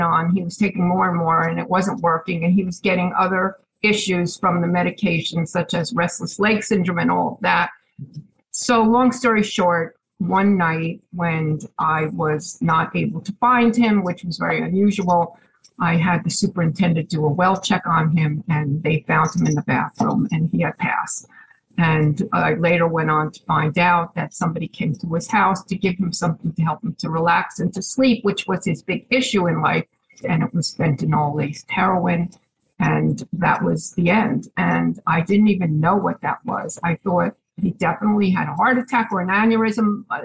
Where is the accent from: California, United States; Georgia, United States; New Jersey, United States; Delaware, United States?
New Jersey, United States; Chatham; moved away as an adult; now in Pennsylvania, United States